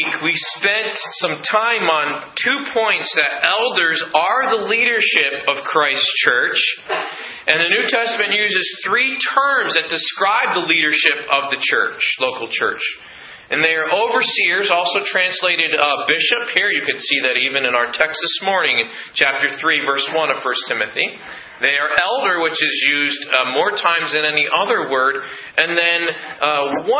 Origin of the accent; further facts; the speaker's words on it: United States; as an American here